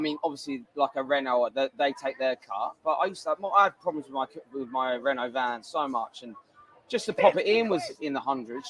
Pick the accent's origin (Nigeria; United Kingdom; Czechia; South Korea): United Kingdom; England; now in Pattaya, Thailand; I wanted England to win because I'm English.